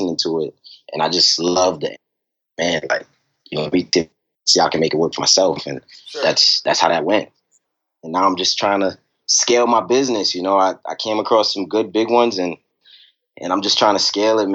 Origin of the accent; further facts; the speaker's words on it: New York City, New York, United States; now in Richmond, United States; I'm originally from Brooklyn, New York, you know, and growing up, you know, my family was always around